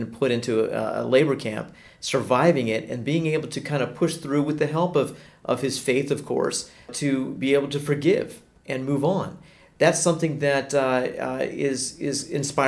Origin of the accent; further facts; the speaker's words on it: United States; now in Prague, Czech Republic; two American expats living in a great city and a great country.